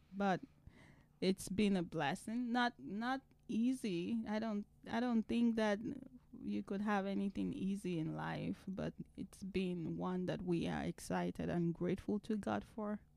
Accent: Nigeria; moved away as an adult; now in United States; I am originally from Nigeria

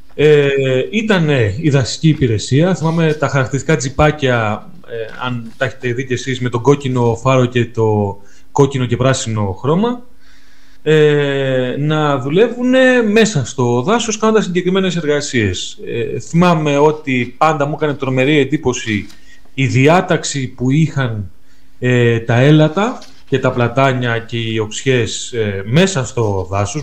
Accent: mountains of Trikala, Thessaly, Greece; στο χωριό μου στα ορεινά των Τρικάλων

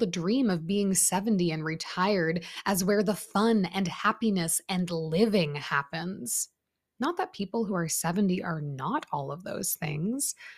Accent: Canada; I grew up in Canada

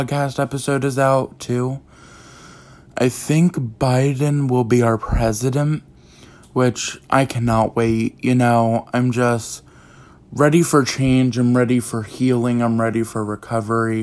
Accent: East Coast, United States; my hometown, my state, you know, the East Coast

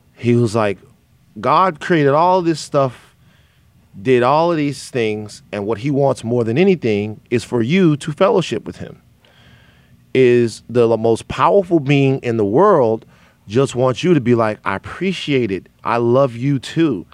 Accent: the South, United States; now in Los Angeles, United States; I am from the South

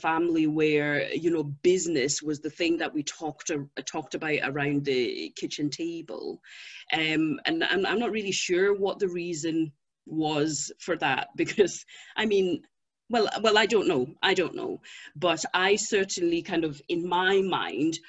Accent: Zimbabwe; moved away; I was born in Zimbabwe

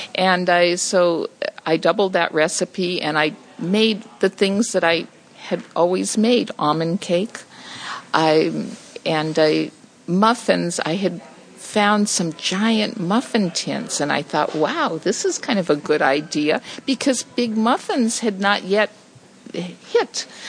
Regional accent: Los Angeles, California, United States; also born or lived in Silver Lake, Los Angeles; I grew up in Echo Park

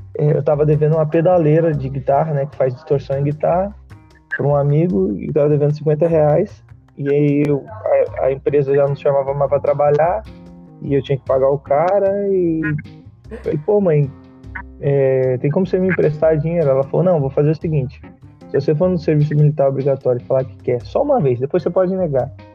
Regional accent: São Paulo, Brazil; now in Brasília, Brazil; eu sou de São Paulo

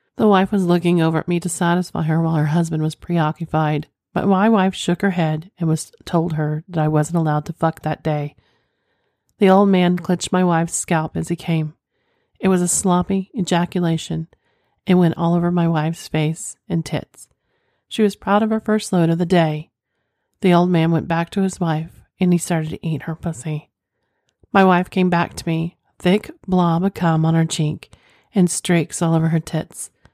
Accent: Oklahoma, United States; I'm from Oklahoma

